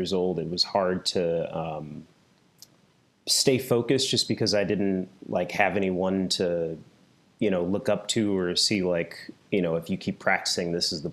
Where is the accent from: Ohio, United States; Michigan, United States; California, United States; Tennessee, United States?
Michigan, United States; moved away; I'm from Michigan originally.